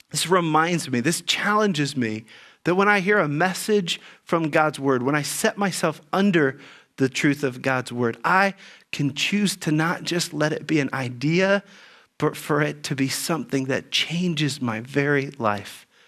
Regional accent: Dayton, Ohio, United States; as a kid growing up in Dayton, Ohio

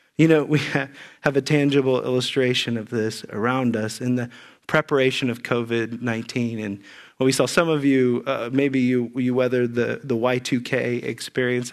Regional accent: Xenia, Ohio, United States; moved away; also born or lived in California; I grew up in Ze, near Xenia, Ohio

